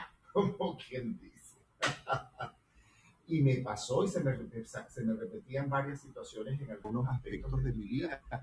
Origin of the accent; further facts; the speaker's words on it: Venezuela; soy venezolano